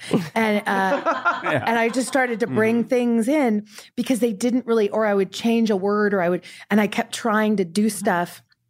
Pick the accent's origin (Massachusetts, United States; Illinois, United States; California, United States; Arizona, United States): California, United States; Porterville; I'm from Porterville, California.